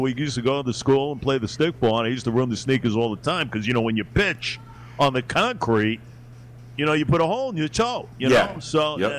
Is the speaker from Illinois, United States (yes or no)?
no; New York City, New York, United States; Growing up in Bayside, Queens